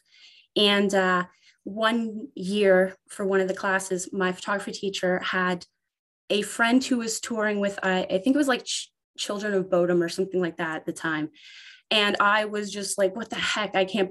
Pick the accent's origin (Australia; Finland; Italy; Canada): Canada; Ontario; I am from Ontario, Canada